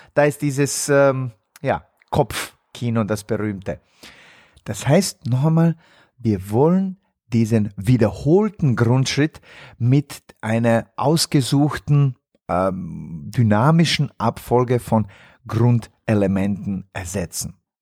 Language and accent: German; Bosnia & Herzegovina; moved away; in meiner Heimat in Bosnien-Herzegowina